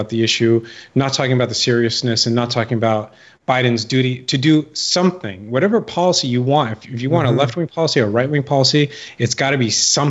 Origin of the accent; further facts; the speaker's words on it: California, United States; moved away as an adult; also born or lived in San Francisco; I came from California. I grew up in California. I lived in California. I lived in San Francisco right after the dot-com bubble burst.